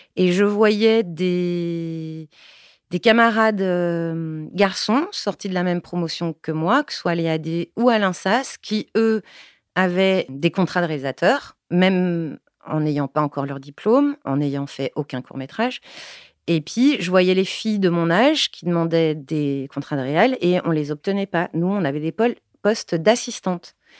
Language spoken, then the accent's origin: French; Paris, Île-de-France, France; moved away; also born or lived in Brussels; Je suis née à Ménilmontant, à la clinique des Bleuets